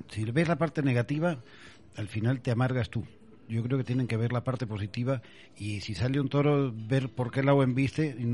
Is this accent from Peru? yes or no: yes; Andes, Peru; Yo vengo del Perú, en los Andes, que, que, hay corridas de toros